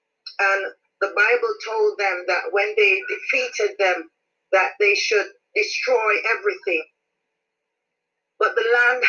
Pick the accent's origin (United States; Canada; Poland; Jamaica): Jamaica; praise God, and I am from Jamaica.